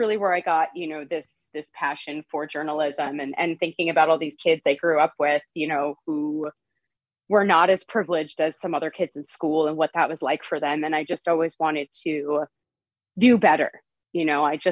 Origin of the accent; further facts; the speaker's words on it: Port Jefferson, New York, United States; moved away as an adult; also born or lived in Sound Beach, New York / Western Massachusetts; I grew up in Port Jefferson, New York, which is also on the water